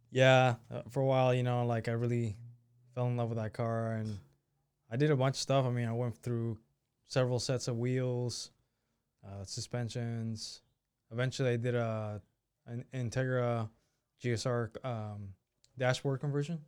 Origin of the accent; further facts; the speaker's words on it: Sebastopol, California, United States; also born or lived in Mexico / Zapopan, Jalisco; I grew up in, speaking of, Sevastopol